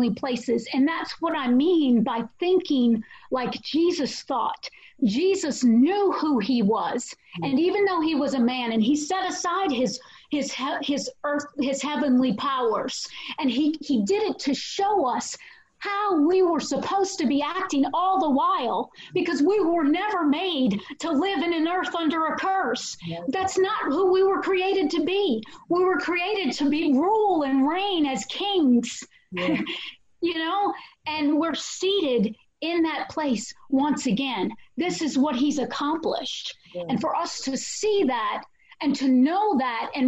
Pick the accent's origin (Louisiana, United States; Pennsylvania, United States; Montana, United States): Louisiana, United States; New Orleans; I'm from New Orleans